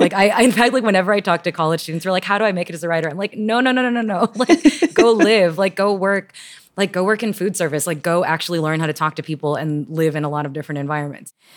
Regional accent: Houston, Texas, United States; also born or lived in Toronto, Canada; I moved from Canada, Toronto to Houston in ninety-four, I think. And I was pretty quickly p, put into this very conservative eja-, evangelical private school

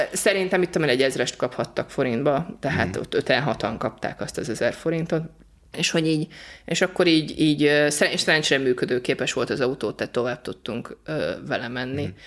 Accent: Hungary; magyarok vagyunk

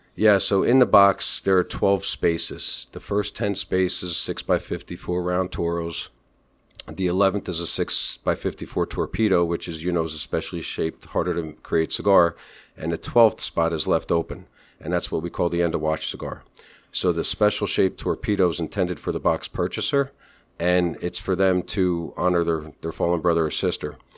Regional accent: Wall Township, New Jersey, United States; also born or lived in Hampton, Virginia / Seaside, New Jersey; I moved about seven miles north to my hometown of Wall Township

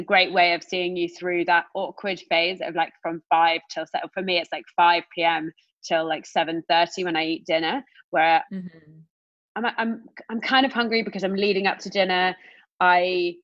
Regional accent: United Kingdom; accent: British

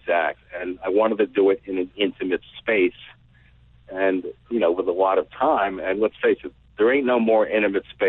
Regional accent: New York City, New York, United States; I grew up in the Upper West Side of Manhattan.

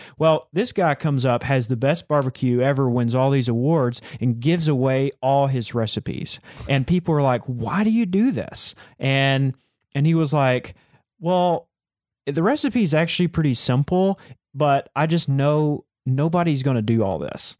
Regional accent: Texas, United States; because I am from Texas

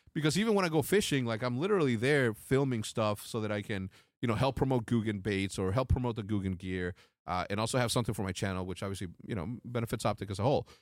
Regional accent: Mexico; I'm from Mexico, although Mexico City is super elevated and all that, but the part of Mexico that I'm from is not

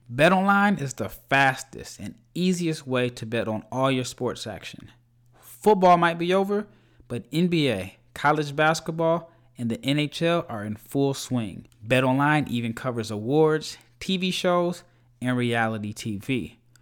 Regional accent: Omaha, Nebraska, United States; moved away; I'm from Omaha

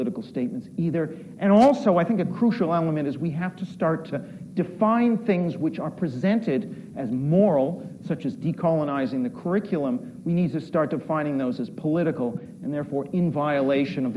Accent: Canada; moved away as an adult; now in United Kingdom; I'm Canadian, by the way. I've lived in the UK for 25 years.

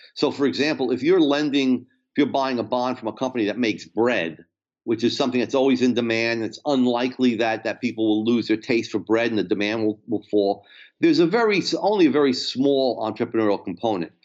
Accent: New Jersey, United States; I'm from New Jersey

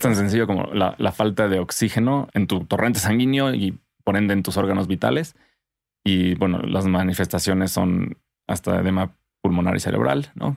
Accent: Cuernavaca, Morelos, Mexico; also born or lived in Tlayacapan; crecí en Cuerna y todos tenemos, bueno, todos crecimos con jardines en Cuerna

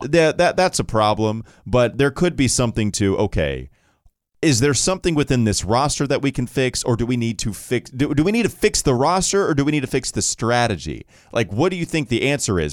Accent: Catawba County, North Carolina, United States; I grew up in Catawba County

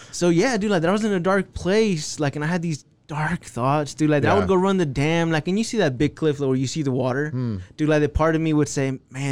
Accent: Texas, United States; I'm from Texas.

